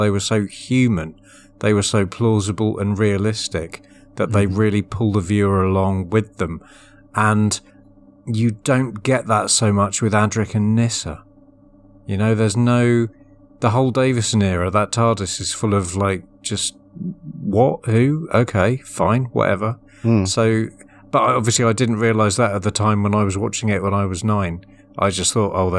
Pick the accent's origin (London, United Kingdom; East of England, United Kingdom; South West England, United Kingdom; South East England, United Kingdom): East of England, United Kingdom; Essex; I'm from Essex